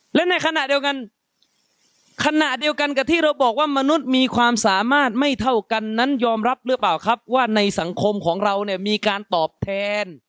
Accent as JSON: {"language": "Thai", "region": "Yala", "country": "Thailand", "said": "ผมเป็นคนยะลา มาแต่พื้นที่ที่รู้กันว่าระเบิดเยอะที่สุด"}